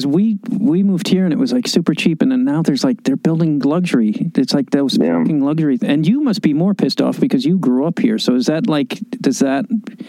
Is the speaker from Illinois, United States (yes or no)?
yes; Chicago, Illinois, United States; now in Los Angeles, United States; I'm from Chicago, but, the first time I went to Pasadena when I moved here, I was just like, I want to fucking live over here.